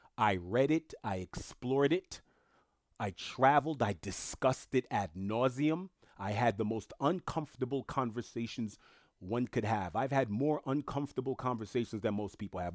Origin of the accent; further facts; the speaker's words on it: New York, United States; first language French; English is a second language; moved away; also born or lived in South Florida; being born and raised in New York